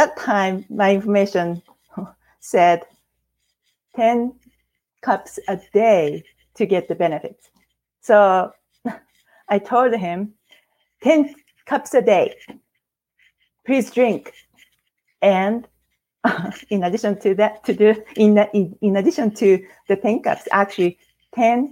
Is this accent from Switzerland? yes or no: no; Japan; English is a second language; moved away as an adult; now in Oregon, United States; I couldn't find a job as a Japanese, native Japanese. I am now American citizen, and but with my language barrier